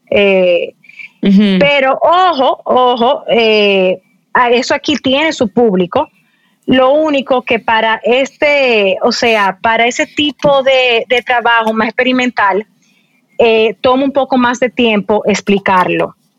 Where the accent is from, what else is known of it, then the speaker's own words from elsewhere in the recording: Dominican Republic; mucha gente en mi país piensa que nosotros somos un eh, una islita